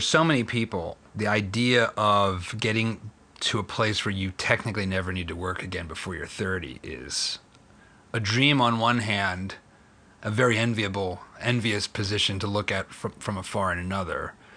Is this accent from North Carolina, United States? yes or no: no; Philadelphia, Pennsylvania, United States; I'm from Philly